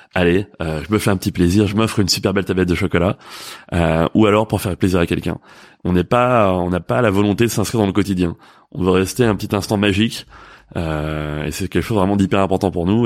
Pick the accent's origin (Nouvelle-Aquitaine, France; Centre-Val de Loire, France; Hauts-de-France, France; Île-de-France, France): Île-de-France, France; Paris; en tant que Parisien